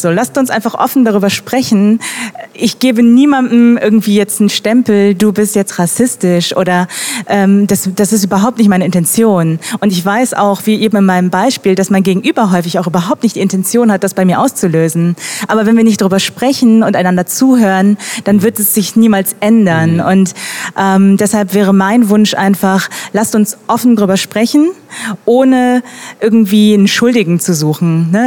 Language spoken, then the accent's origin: German; Germany; Deutsche mit koreanischen Wurzeln